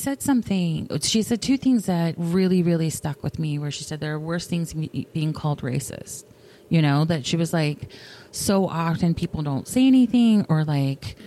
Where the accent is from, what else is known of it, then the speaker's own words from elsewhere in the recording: the South, United States; I come from the South, where there is a lot of like, don't make people uncomfortable